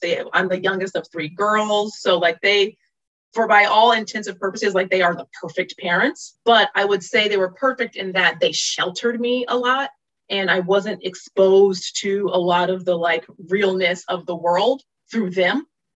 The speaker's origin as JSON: {"language": "English", "town": "Virginia Beach", "region": "Virginia", "country": "United States", "tie": "born or raised there", "said": "I adored Virginia Beach. I realize in retrospect everything that it gave me"}